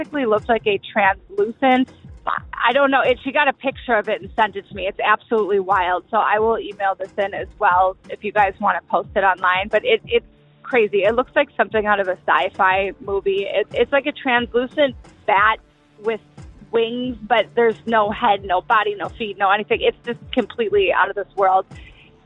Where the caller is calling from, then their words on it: Chicago, Illinois, United States; I'm calling from Chicago.